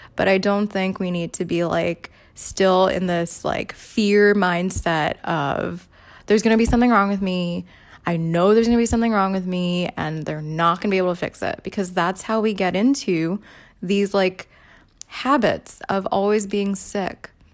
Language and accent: English; New York City, New York, United States; when I was a kid growing up in the Bronx